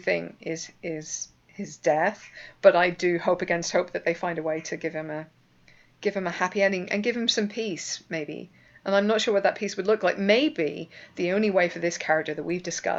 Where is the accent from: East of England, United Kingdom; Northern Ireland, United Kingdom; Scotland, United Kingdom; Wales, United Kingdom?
Northern Ireland, United Kingdom; moved away; I'm Northern Irish